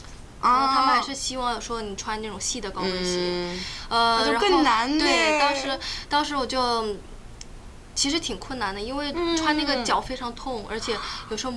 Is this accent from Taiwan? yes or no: no; Beijing, China; also born or lived in Hawaii, United States / Shunde, China / Qingdao, China; 呃，我先搬到顺德，是广东的一个地方，啊、就是因为我我三姨，我妈妈的姐姐住在那里，呃，然后呢，啊、从那里我又搬到搬到北京，然后住了